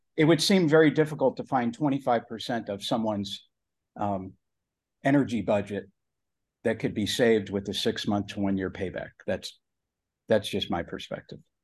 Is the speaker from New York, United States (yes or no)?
no; Cleveland, Ohio, United States; I'm from Cleveland, Ohio, the rock and roll capital of the world